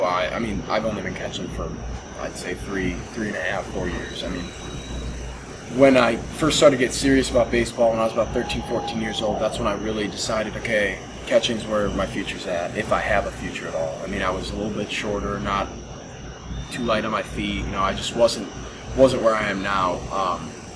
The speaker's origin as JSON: {"language": "English", "town": "Chicago", "region": "Illinois", "country": "United States", "tie": "born or raised there", "said": "my hometown, Chicago"}